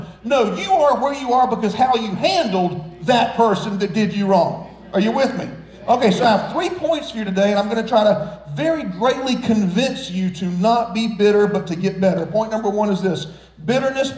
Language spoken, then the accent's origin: English; Florence, South Carolina, United States; now in Myrtle Beach, United States; I grew up here in Myrtle Beach, but we moved here when I was like 11 or 12. So as a child, we lived in Florence, South Carolina